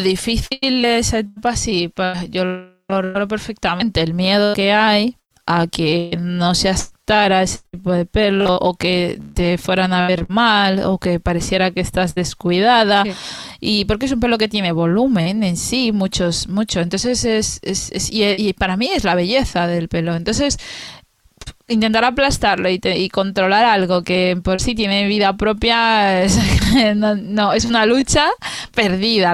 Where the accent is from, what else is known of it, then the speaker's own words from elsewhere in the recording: Spain; soy española